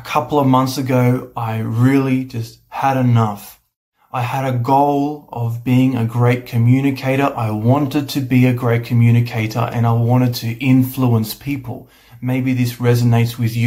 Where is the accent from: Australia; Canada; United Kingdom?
Australia; I'm from Australia.